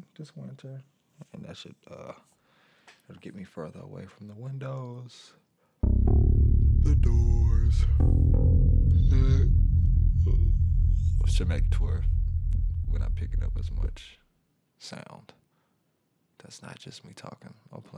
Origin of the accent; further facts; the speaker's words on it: Atlanta, Georgia, United States; also born or lived in Mississippi; I'm from Atlanta, Georgia. I was born in Mississippi.